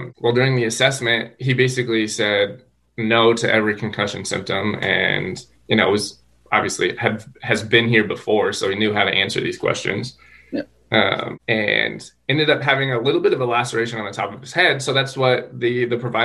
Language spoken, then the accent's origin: English; Colorado Springs, Colorado, United States; born and raised in Colorado Springs, Colorado.